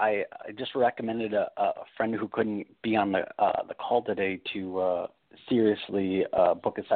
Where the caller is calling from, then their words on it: California, United States; in California.